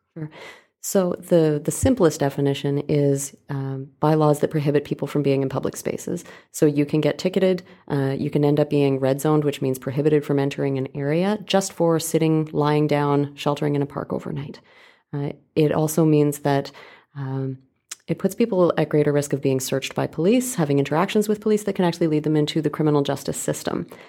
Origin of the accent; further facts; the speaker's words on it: Calgary, Alberta, Canada; moved away as an adult; now in Vancouver, Canada; I grew up in Calgary.